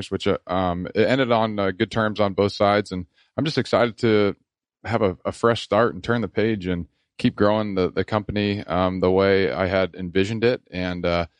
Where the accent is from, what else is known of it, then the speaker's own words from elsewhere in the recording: Washington, United States; moved away; I'm from Washington State, and so we played rec ball over there